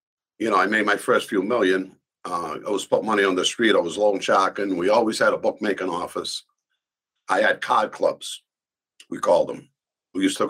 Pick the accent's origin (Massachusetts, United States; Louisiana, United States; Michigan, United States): Massachusetts, United States; Boston; moved away as an adult; also born or lived in Tennessee; I was born in Boston in the North End in the Italian section